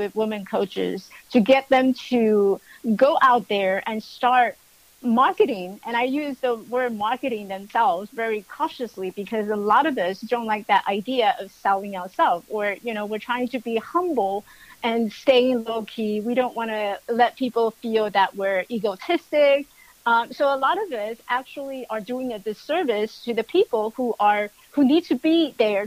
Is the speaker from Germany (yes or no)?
no; Taiwan; now in United States; I was born in Taiwan